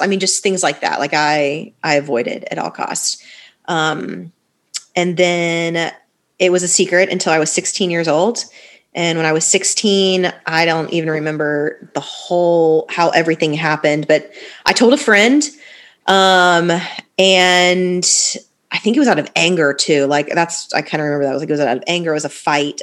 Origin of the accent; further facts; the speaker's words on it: Fort Lauderdale, Florida, United States; moved away as an adult; also born or lived in Tallahassee, Florida; now in Nashville, United States; I'm originally from Fort Lauderdale, where you guys are based out of. My parents are still there, so born and raised, like literally my whole life until I went to college.